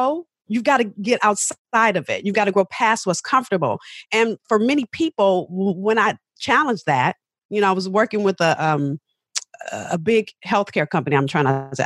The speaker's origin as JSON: {"language": "English", "town": "Los Angeles", "region": "California", "country": "United States", "tie": "born or raised there", "said": "I'm from South Central"}